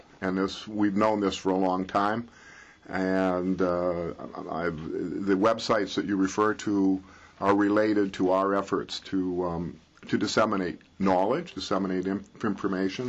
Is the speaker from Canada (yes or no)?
yes; Canada; being Canadian